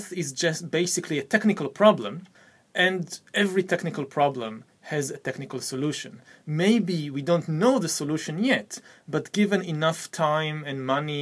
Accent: Israel; I come from the Middle East, I come from Israel

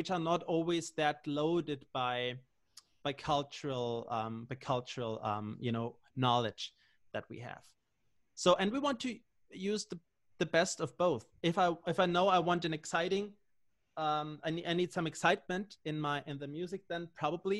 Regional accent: Austria; I'm from Austria

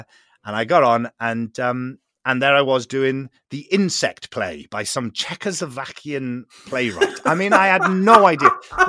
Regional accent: Port Talbot, Wales, United Kingdom; One thing is the place I come from Port Talbot. So it's a place that it's a steel town.

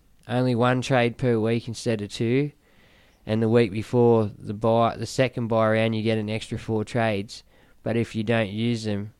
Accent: Newcastle, New South Wales, Australia; I am from Newcastle

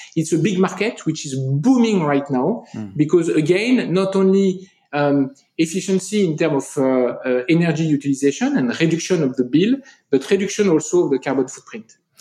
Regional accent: France; accent: French; English is a second language; if you listen to me you'll get my french accent

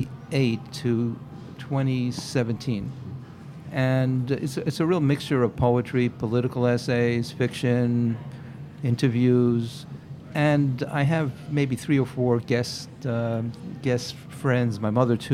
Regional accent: Jackson Heights, New York, United States; Jackson Heights.

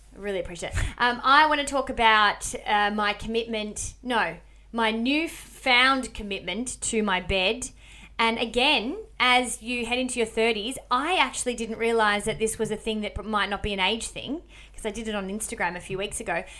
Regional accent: Melbourne, Victoria, Australia; moved away; I'm from Melbourne

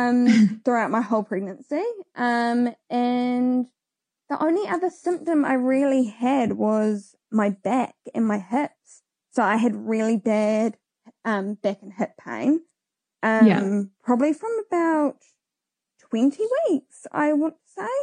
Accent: Hamilton, Waikato, New Zealand; now in Waiuku, New Zealand; we live in Waiuku in Auckland, but I grew up in Hamilton.

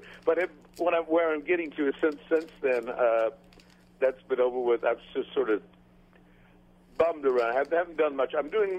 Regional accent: Wrightsville Beach, North Carolina, United States; now in Grand Cayman, Cayman Islands; I mean, I was brought up in Wrightsville Beach, North Carolina.

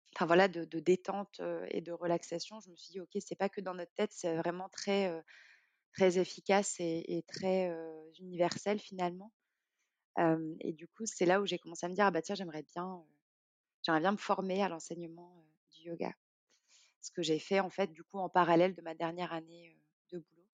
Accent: Morocco; moved away as an adult; also born or lived in France; j'ai grandi au Maroc jusqu'à mes 18 ans

